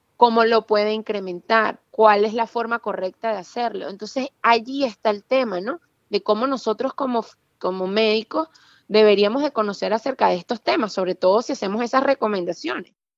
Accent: Venezuela; moved away as an adult; yo jamás quise irme de Venezuela. Yo viví un tiempo en el extranjero en el año 2000, estudiando también, y yo cuando volví a Venezuela

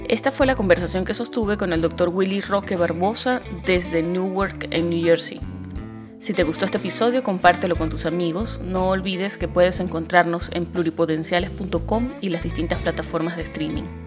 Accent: Andean Venezuela, Andes, Venezuela; moved away as an adult; now in United States; yo soy gocha

